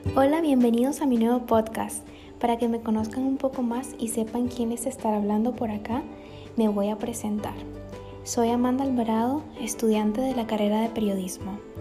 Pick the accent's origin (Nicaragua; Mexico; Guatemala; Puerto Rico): Nicaragua; now in Panama; soy nicaragüense viviendo en Panamá